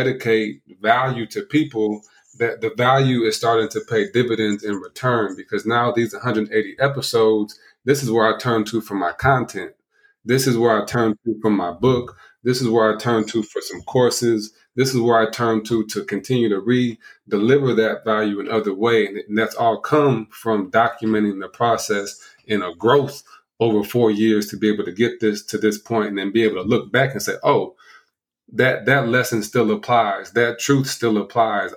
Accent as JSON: {"language": "English", "town": "South Bend", "region": "Indiana", "country": "United States", "tie": "born or raised there", "also_born_or_lived": "Ohio", "moved": "yes", "said": "My hometown is South Bend, Indiana, where Notre Dame was from"}